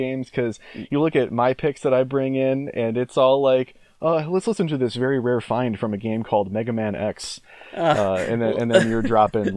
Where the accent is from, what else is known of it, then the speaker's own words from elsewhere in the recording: Midwest, United States; also born or lived in Michigan / Minnesota / Wisconsin; now in Nashville, United States; I am currently living in Nashville, although I grew up in the Midwest